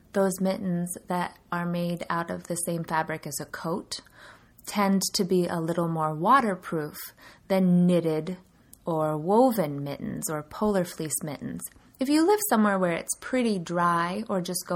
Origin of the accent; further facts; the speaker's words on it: California, United States; now in Sioux Falls, United States; where I grew up in California, there's not going to be snow